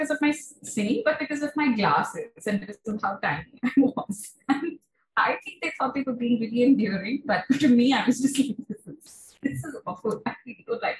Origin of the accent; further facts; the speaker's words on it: Kolkata, West Bengal, India; also born or lived in Shahapur; growing up in Kolkata